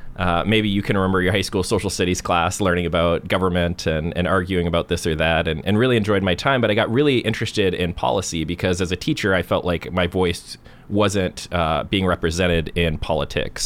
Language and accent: English; Portland, Oregon, United States; I grew up in Northwest Portland and went through the Beaverton School District